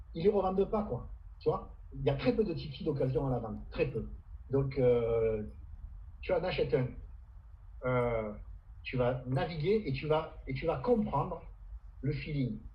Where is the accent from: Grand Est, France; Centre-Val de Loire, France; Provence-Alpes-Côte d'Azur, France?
Provence-Alpes-Côte d'Azur, France; Camargue; chez nous en Camargue